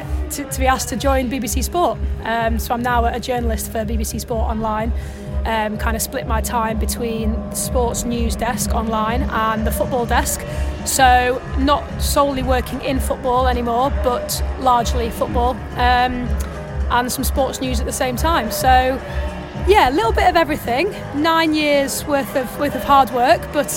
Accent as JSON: {"language": "English", "town": "Doncaster", "region": "Yorkshire and the Humber", "country": "United Kingdom", "moved": "as an adult", "said": "I'm from Doncaster, moved back home"}